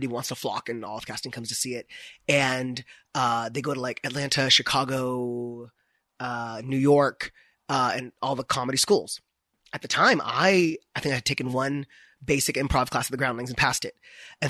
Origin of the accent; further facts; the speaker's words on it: India; But I never started living as like an actual gay, I'm Indian man.